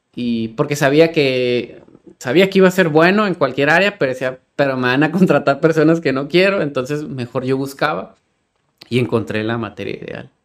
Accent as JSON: {"language": "Spanish", "town": "Tijuana", "region": "Baja California", "country": "Mexico", "tie": "born or raised there", "said": "a Tijuana, y aquí nací, y aquí crecí"}